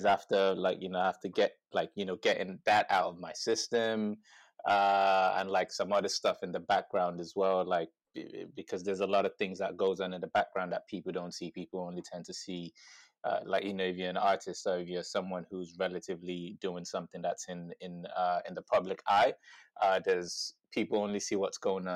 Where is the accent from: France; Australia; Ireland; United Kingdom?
Ireland; Dublin, Leinster; So I grew up in Dublin, first and foremost